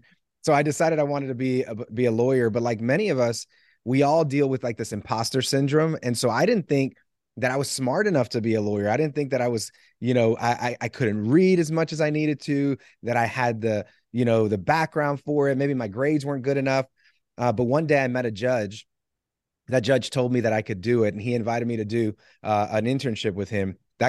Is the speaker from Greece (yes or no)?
no; Puerto Rico; I'm from Puerto Rico. I played second base.